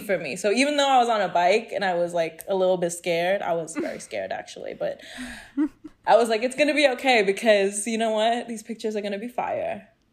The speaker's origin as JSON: {"language": "English", "country": "Hong Kong", "tie": "born or raised there", "said": "I was born and raised in Hong Kong, went to a British school"}